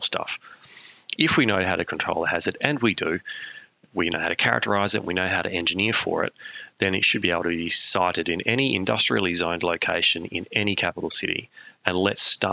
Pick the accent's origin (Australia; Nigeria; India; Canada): Australia; South Australia; in the outback of South Australia, my home state.